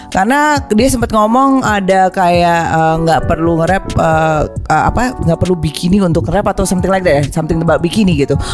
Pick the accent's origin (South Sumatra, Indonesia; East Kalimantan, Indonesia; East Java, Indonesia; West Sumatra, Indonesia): East Java, Indonesia; Surabaya; gue dari Surabaya